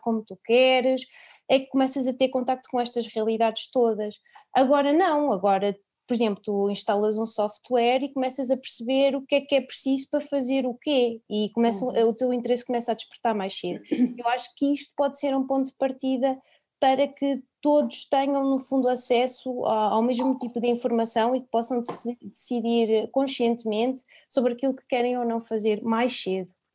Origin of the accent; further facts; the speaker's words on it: Gouveia, Centro, Portugal; sou de Gouveia, sou da Serra da Estrela